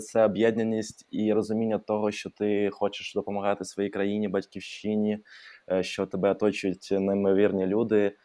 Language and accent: Ukrainian; Odesa, Odesa Oblast, Ukraine; Ukrainian is a second language; moved away as an adult; now in Kyiv, Ukraine; я взагалі е, з Одеси